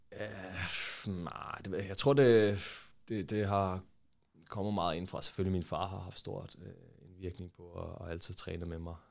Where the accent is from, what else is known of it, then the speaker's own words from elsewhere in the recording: Hvidovre, Capital Region of Denmark, Denmark; jeg voksede op i øh, Hvidovre